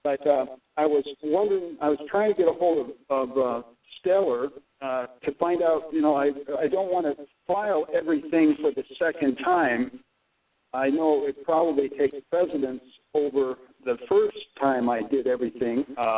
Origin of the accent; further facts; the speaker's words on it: Japan; born there; because I was born militarily in Japan.